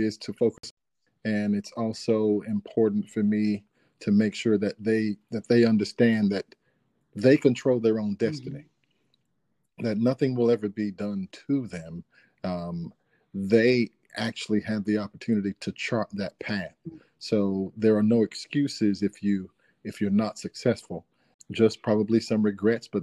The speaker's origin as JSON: {"language": "English", "town": "Dunn", "region": "North Carolina", "country": "United States", "tie": "born or raised there", "also_born_or_lived": "Ohio / Georgia", "said": "I am from North Carolina, born and raised here in a small city called Dunn."}